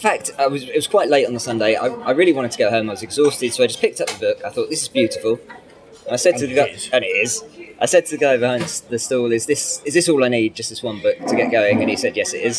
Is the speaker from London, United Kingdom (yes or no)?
yes; London, United Kingdom; I was born and brought up in London. So this is northeast London suburbs, mm-hmm. Woodford.